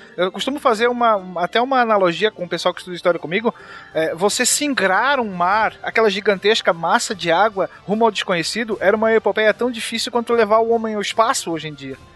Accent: Santa Catarina, Brazil; eu sou de Santa Catarina

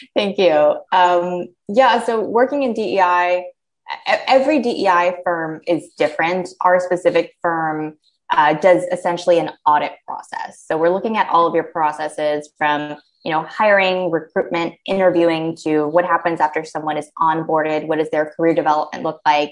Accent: United States; as an American

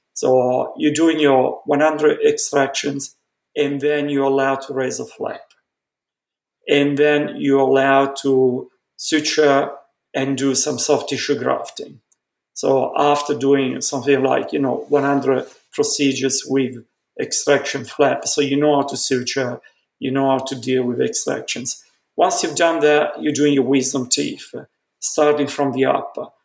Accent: Milan, Lombardy, Italy; moved away; growing up in Milan, growing up in Milan was an accident. My family is originally from Venice, and then my parents, uh, grandparents in particular, thought that Venice wasn't the place for growth, development my mom wanted to be into fashion industry so very very early my parents moved to milan i was born in milan

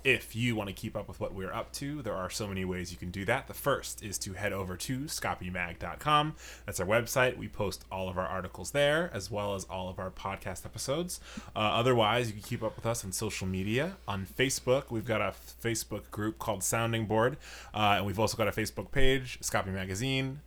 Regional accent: New York, United States; now in Chicago, United States; I'm from New York

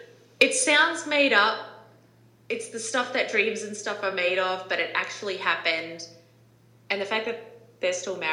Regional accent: New Zealand; now in United States; Growing up in New Zealand myself

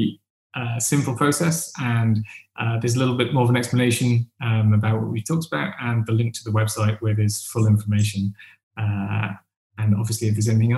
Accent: Wales, United Kingdom; now in London, United Kingdom; I'm Welsh

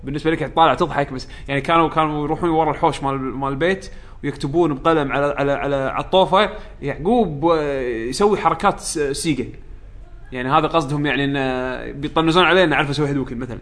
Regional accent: Kuwait; عندنا بالكويت

